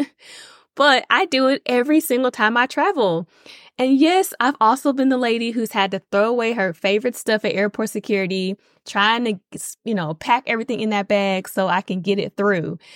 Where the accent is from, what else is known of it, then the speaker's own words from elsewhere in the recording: Nashville, Tennessee, United States; moved away; I am born and raised in Nashville, Tennessee.